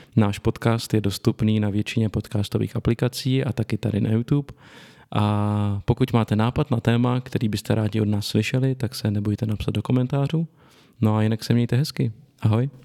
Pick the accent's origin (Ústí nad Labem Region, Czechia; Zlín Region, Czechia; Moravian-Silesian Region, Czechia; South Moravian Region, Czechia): Ústí nad Labem Region, Czechia; Litoměřice; narodil jsem se v Litoměřicích v severních Čechách, pak jsem dlouho bydlel v jejich okolí